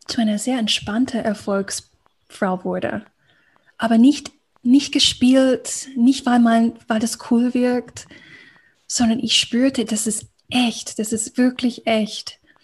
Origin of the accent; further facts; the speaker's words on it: United States; accent: American; German is a second language; moved away as an adult; ich komme ja aus Amerika, ähm, hört man ganz gut, wenn ich spreche